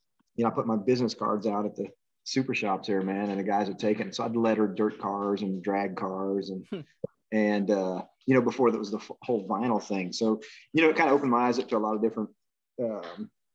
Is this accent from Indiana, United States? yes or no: no; Dallas, Texas, United States; also born or lived in Champaign, Illinois; A town, Champaign, and I wasn't there long. My dad took a job in Dallas, so we moved there when I was about 9, so we weren't there very long, man. You know, did most of my growing up in Dallas area